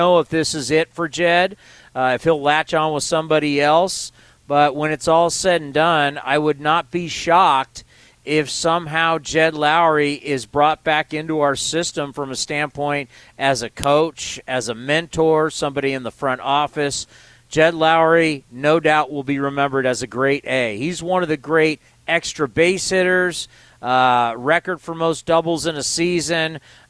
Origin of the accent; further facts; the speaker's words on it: San Diego, California, United States; I grew up in San Diego.